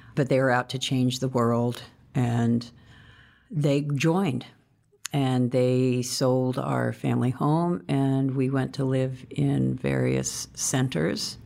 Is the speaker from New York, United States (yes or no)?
no; Greenwich, Connecticut, United States; I was born in Greenwich, Connecticut